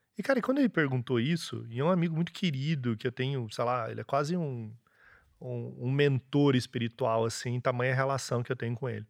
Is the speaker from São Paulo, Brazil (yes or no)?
yes; Ribeirão Preto, São Paulo, Brazil; moved away as an adult; now in Londrina, Brazil; sou nasci em São Paulo, estudei em Ribeirão Preto, morei em Ribeirão Preto.